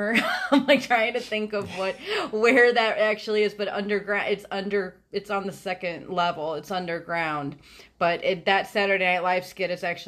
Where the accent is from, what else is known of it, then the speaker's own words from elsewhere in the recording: Northwest Indiana, United States; I am actually from Northwest Indiana, the region, for anybody that is from that area, which is on that tiny little part of Lake Michigan up in the northwest corner, about 20 miles outside of the Chicagoland area.